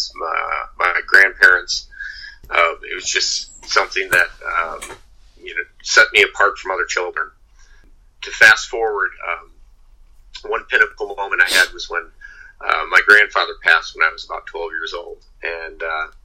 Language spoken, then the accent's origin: English; Midwest, United States; now in Venice, Florida, United States; I was born in the Midwest